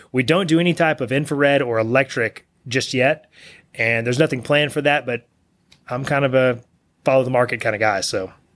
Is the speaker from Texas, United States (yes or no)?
yes; Bellville, Texas, United States; also born or lived in Austin, Texas; I grew up in Belleville, which is a small town west of here.